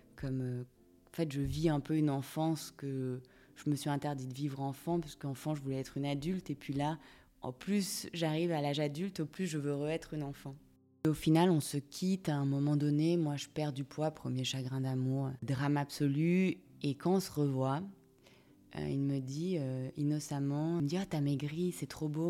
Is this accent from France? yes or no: no; Monaco; je viens de Monaco.